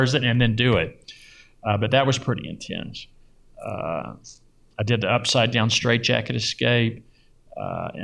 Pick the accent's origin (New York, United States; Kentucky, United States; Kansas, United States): Kentucky, United States; Louisville; now in Las Vegas, United States; I grew up in Louisville in the suburbs